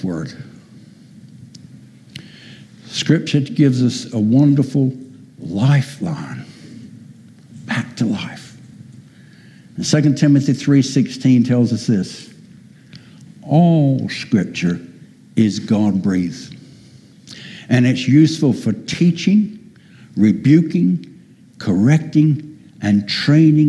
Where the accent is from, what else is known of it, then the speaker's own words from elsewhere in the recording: United States; moved away; I'm an American by birth